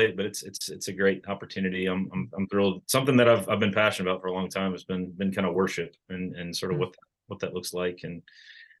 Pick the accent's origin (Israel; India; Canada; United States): United States; outside Richmond, Virginia; moved away as an adult; also born or lived in Rochester, Minnesota / Williamsburg, Virginia / Charlotte; now in Lexington, United States; I'm from Virginia originally, right outside of Richmond. I grew up there